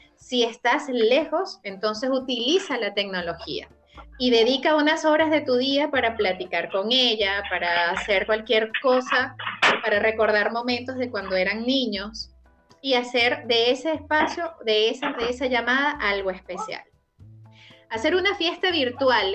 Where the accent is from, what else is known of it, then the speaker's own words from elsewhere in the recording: Venezuela; now in Chile; celebramos los venezolanos